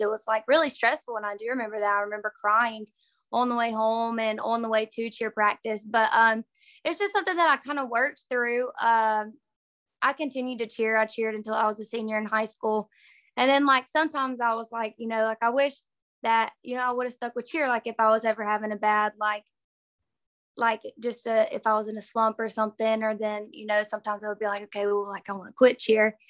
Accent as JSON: {"language": "English", "town": "Sand Rock", "region": "Alabama", "country": "United States", "tie": "born or raised there", "also_born_or_lived": "Mississippi State University, Mississippi", "moved": "as an adult", "lives_now": "Mississippi, United States", "said": "I'm from Sandrock, Alabama, and it's a really, really little town in uh, Northeast Alabama"}